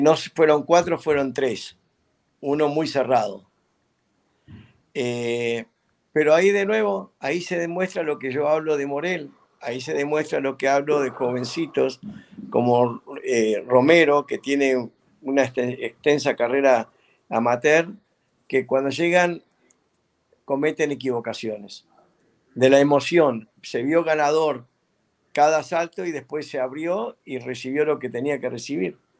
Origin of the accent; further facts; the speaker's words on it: Uruguay; now in United States; en mi país, en Uruguay